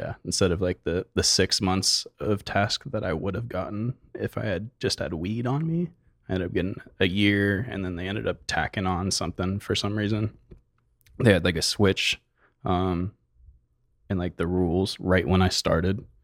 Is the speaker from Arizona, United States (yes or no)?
yes; Mesa, Arizona, United States; also born or lived in Chandler, Arizona / Oregon; Mesa and Chandler were, like, the main length